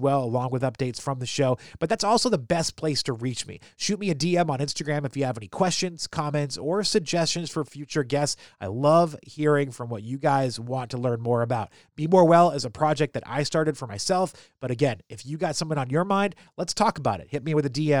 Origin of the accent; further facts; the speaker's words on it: New England, United States; now in Maryland, United States; I grew up in New England and now I live in Maryland.